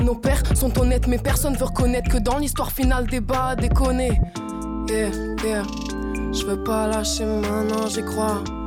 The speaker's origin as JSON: {"language": "French", "town": "Sète", "region": "Occitania", "country": "France", "lives_now": "Montpellier, France", "said": "Je suis de Sète, mais j'habite à Montpellier"}